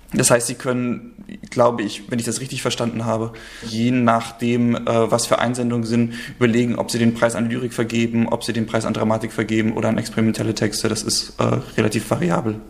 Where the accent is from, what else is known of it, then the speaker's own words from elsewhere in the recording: Rostock, Mecklenburg-Vorpommern, Germany; moved away as an adult; also born or lived in Thuringia / Leipzig; now in Hamburg, Germany; Also ich bin ursprünglich in Thüringen geboren, aber dann gleich äh, nach Rostock gezogen und äh, das ist quasi die Zeit gewesen, in der ich aufgewachsen bin, bis ich 19 geworden bin